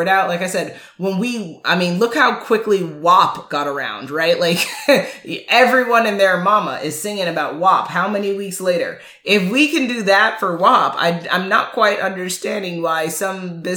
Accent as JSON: {"language": "English", "town": "New York City", "region": "New York", "country": "United States", "tie": "born or raised there", "said": "growing up in Manhattan"}